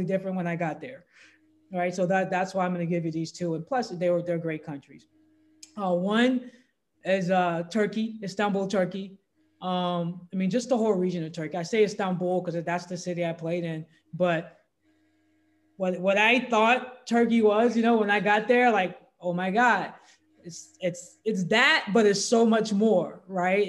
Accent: Louisiana, United States; I grew up in Louisiana.

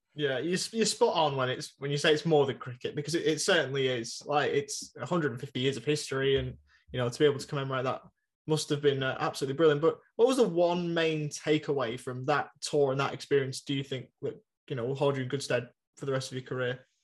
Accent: England, United Kingdom; now in Australia; we're both English

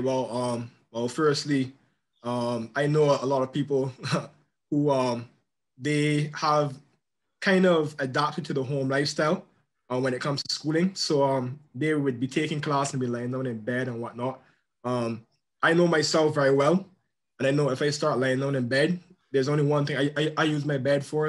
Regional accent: Barbados; in my country, um, I'm from Barbados

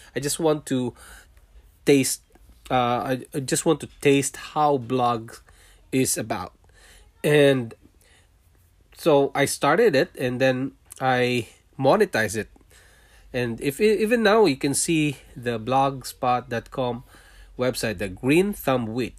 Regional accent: Philippines; moved away as an adult; also born or lived in Singapore; now in Canada; I was born in Philippines. I'm a Filipino, and I worked in Singapore for five years, leaving my family behind in Philippines

